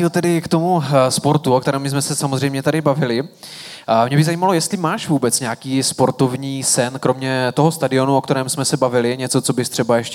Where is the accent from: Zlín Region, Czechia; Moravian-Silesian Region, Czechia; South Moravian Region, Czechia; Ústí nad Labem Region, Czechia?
Zlín Region, Czechia; Uherské Hradiště; Ne, já jsem z Uherského hradiště, od Zlína.